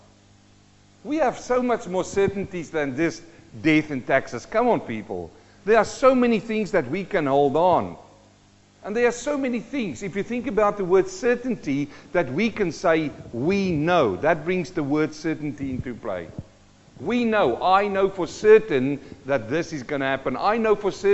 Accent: South Africa; also born or lived in New Zealand; now in Australia; I'm a South African-born Kiwi and we're living in Australia

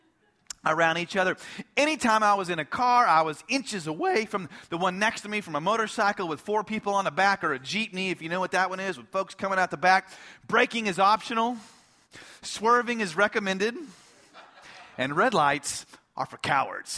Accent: United States; as an American

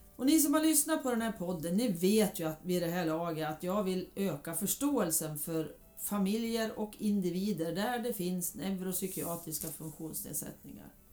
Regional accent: Hudiksvall, Gävleborg County, Sweden; born or raised there

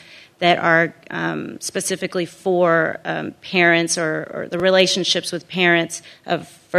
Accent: Rio Grande Valley, Texas, United States; I was born and raised in the Rio Grande Valley

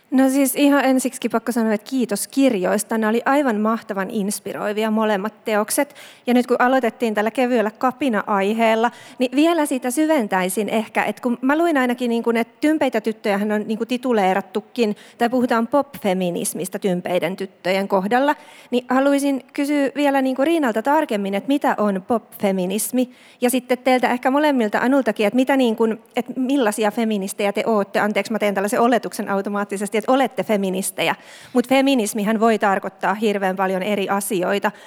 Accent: Turku, Southwest Finland, Finland; mä oon tällainen turkulainen kulttuurin ja kaunokirjallisuuden sekatyöläinen

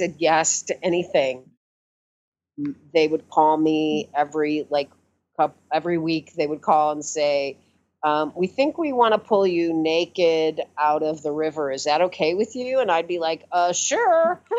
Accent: St. Louis, Missouri, United States; moved away as an adult; now in New York, United States; So St. Louis, Missouri, born and raised

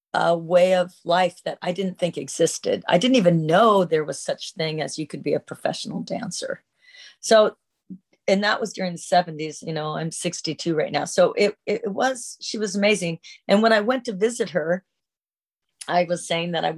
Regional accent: Seattle, Washington, United States

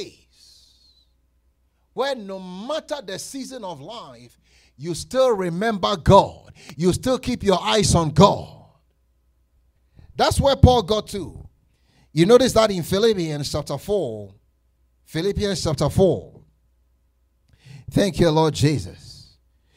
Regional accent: Colorado, United States; I'm from Colorado. I know how to drive in this snow

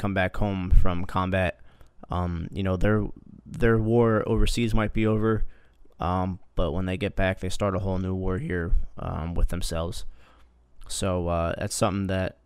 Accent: New Jersey, United States; I grew up in Jersey, and that's where I worked.

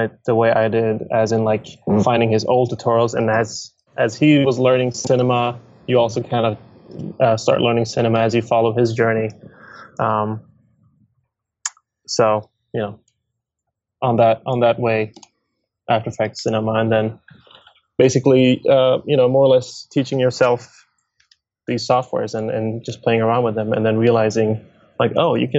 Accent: Stockholm, Stockholm County, Sweden; I'm born and raised in Stockholm, Sweden

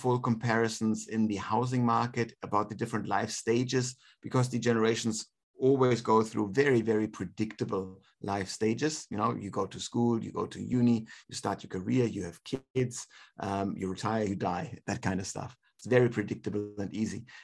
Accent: Germany; now in Australia; Germany, my home country

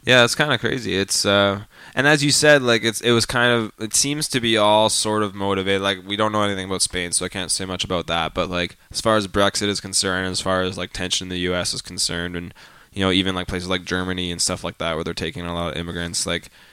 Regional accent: Calgary, Alberta, Canada; I'm from Calgary

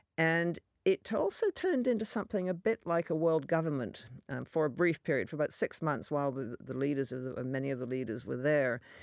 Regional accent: Canada; a Canadian

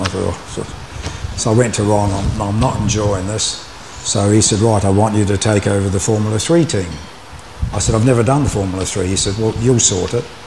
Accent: Dunedin, Otago, New Zealand; moved away as an adult; also born or lived in Auckland; my hometown Dunedin

